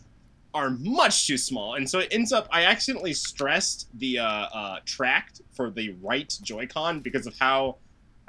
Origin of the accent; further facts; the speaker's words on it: United States; I'm American